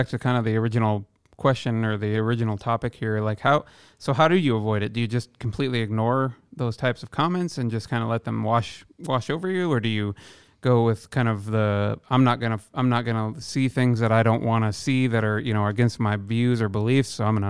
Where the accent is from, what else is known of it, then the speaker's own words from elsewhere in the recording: Midwest, United States; I'm from the Midwest, where generally beliefs are much, much different than they are on the coasts, right?